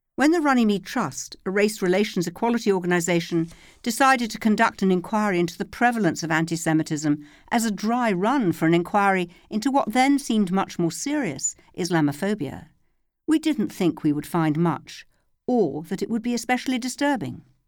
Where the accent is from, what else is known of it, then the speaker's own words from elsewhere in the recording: London, United Kingdom; When I was a child growing up in North London